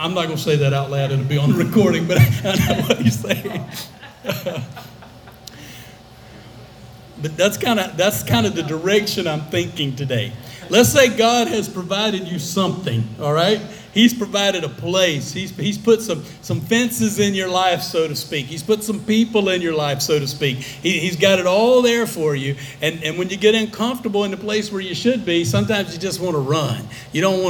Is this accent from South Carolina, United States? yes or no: no; Alabama, United States; I grew up in Alabama